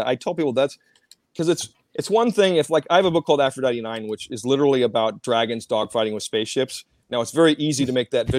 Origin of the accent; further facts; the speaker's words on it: Minot, North Dakota, United States; born there; also born or lived in Cheyenne, Wyoming; I was born in Minot, North Dakota, at the military base.